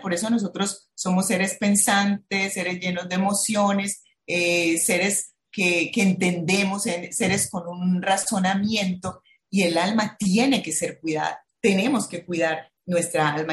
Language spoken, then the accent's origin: Spanish; Bucaramanga, Santander, Colombia; now in Barranquilla, Colombia; soy de Bucaramanga